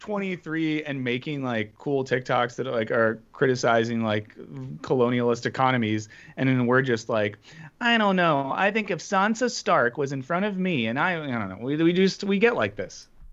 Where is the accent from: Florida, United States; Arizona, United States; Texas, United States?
Florida, United States; Winter Springs; I grew up in Winter Springs, Florida